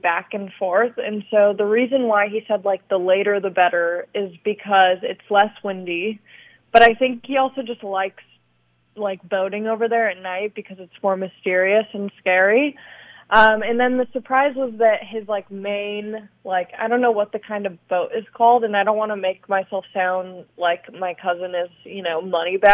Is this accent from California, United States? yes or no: yes; Long Beach, California, United States; also born or lived in Torrance; I grew up in Long Beach